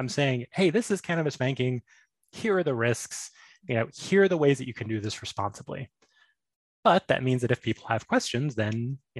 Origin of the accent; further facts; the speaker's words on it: Alabama, United States; born there; accent: Southern; also born or lived in New York; now in Connecticut, United States; I was born in Alabama, as you can tell by my rich Southern accent. But I lived in New York for several years.